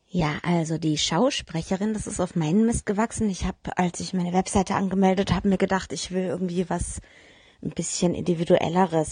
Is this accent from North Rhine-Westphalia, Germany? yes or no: no; Nuremberg, Bavaria, Germany; Nürnberg ist meine Heimatstadt. Äh, da bin ich geboren und da bin ich irgendwie auch nie weggekommen.